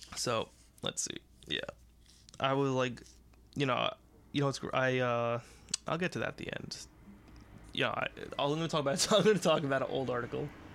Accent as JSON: {"language": "English", "country": "United States", "said": "We're American"}